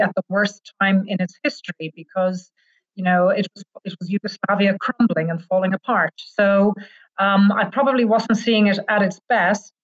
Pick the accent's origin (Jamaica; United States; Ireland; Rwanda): Ireland; accent: Irish; moved away as an adult; now in Serbia; I'm Irish. You'll figure that out from my accent.